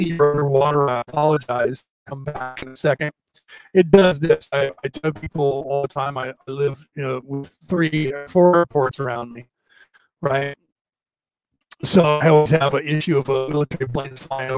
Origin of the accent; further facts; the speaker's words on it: United States; I was brought up in America